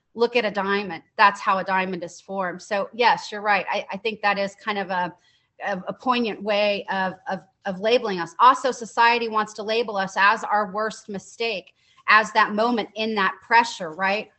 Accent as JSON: {"language": "English", "town": "Dallas", "region": "Texas", "country": "United States", "tie": "born or raised there", "said": "I'm from Dallas, Texas, born and raised"}